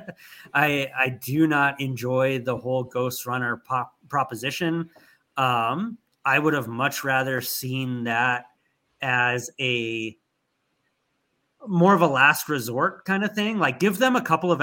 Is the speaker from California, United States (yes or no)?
yes; Anaheim, California, United States; I grew up in Southern California